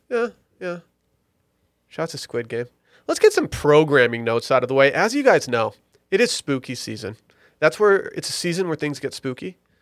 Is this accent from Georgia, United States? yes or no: no; Detroit, Michigan, United States; my hometown Lions